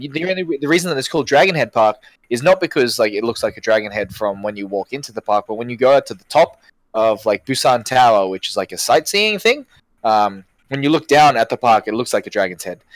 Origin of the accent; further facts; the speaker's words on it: Brisbane, Queensland, Australia; I've born I've been born and raised in Brisbane my entire life.